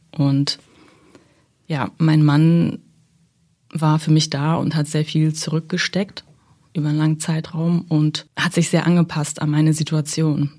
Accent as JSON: {"language": "German", "country": "Germany", "tie": "born or raised there", "also_born_or_lived": "Kazakhstan", "said": "ich bin in Kasachstan geboren mhm. und bin mit sechs Jahren nach Deutschland gekommen"}